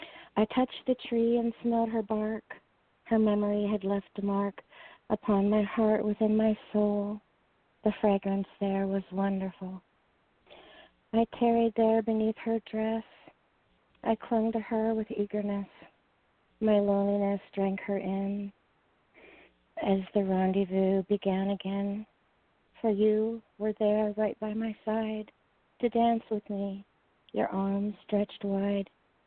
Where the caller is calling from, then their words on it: Seattle, Washington, United States; I'm calling from Seattle